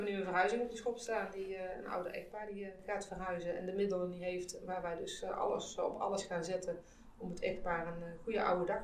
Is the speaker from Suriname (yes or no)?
no; Austria; Ik ben in Oostenrijk geboren en getogen.